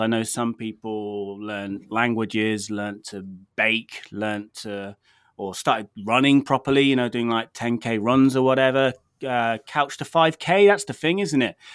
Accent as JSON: {"language": "English", "country": "United Kingdom", "said": "I'm British"}